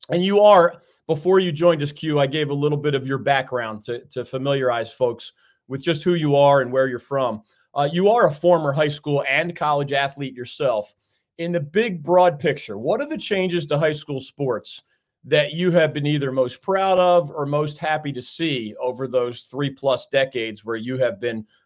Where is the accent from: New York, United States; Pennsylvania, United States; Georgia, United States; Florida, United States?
Pennsylvania, United States; moved away as an adult; now in North Carolina, United States; I'm a transplant from Pennsylvania. I've been here since 1987, and I believe I've been to about 60 or 70 counties.